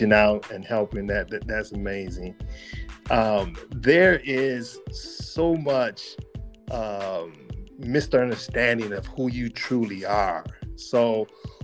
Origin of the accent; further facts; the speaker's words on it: Michigan, United States; my home state, Michigan